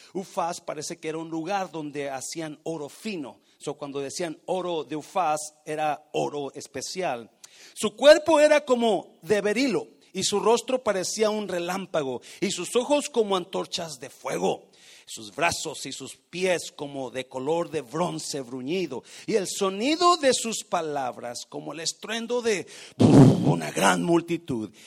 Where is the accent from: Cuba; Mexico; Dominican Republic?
Mexico; moved away as an adult; yo llegué de México con 18 años